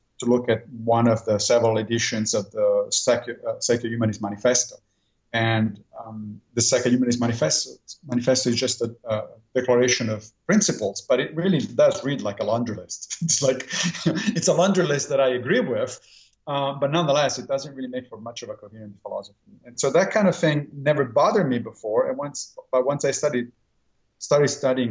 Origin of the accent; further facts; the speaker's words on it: Italy; moved away as an adult; now in New York, United States; I grew up in Italy, and there philosophy is mandatory subject of study in high school.